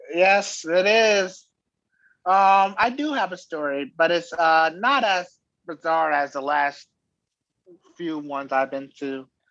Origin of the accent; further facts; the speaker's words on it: Florida, United States; I'm from Florida.